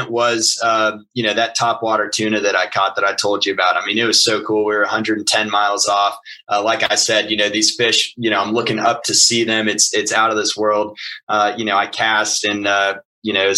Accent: Houston, Texas, United States; I was working in Houston, my hometown.

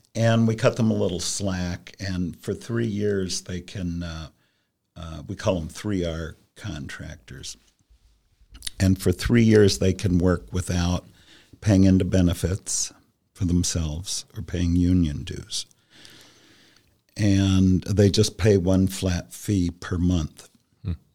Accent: Columbus, Ohio, United States; also born or lived in New York City; I'm from Columbus

